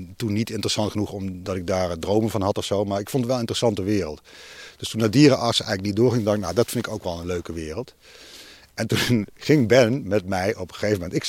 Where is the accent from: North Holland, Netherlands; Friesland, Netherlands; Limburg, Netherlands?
Limburg, Netherlands; Tegelen; Venlo, waar ik zeg maar vandaan kom, dat ik kom uit Tegelen, dat is een dorpje tegen Venlo aan